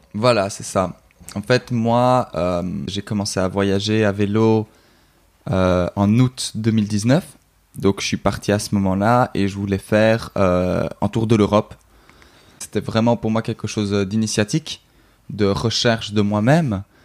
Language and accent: French; Brussels, Brussels-Capital Region, Belgium; je suis belge, donc, euh, en Belgique